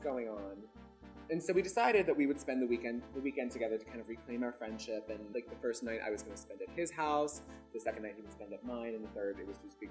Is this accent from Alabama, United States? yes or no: yes; Birmingham, Alabama, United States; growing up in Birmingham, Alabama